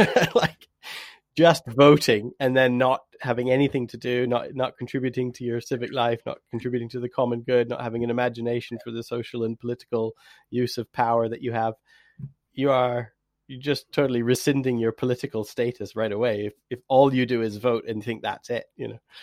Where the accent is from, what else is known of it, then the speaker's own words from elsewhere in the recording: Canada; now in England; I am Canadian